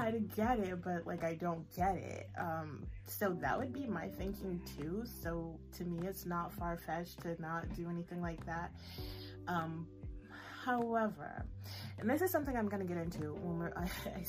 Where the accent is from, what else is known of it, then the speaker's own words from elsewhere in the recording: United States; as an American